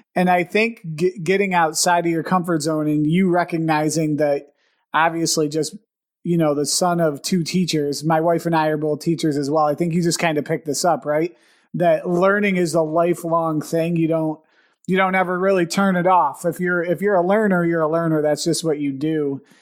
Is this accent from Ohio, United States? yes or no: no; Buffalo, New York, United States; We're both from the Buffalo area. We're still in the Buffalo area